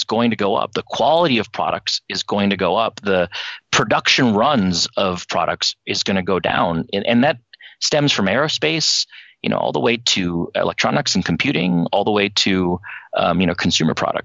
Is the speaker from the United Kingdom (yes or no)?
no; China; moved away; I was born in China. I left in 1989